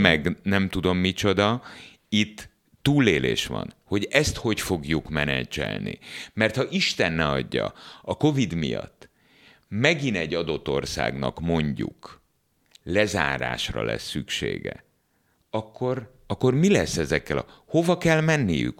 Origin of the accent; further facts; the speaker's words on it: Hungary; Abban az országban, ahol én születtem, és ahol ma is vagyok